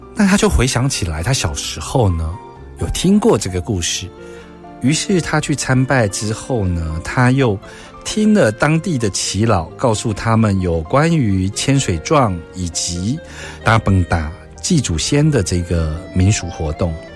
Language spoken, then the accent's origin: Chinese; Taiwan; 我们台湾人